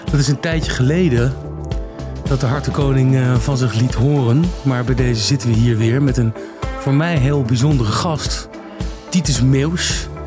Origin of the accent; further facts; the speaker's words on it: near Roermond, Central Limburg, Netherlands; moved away; Midden-Limburg, vlakbij Roermond. in Roermond zat ik later op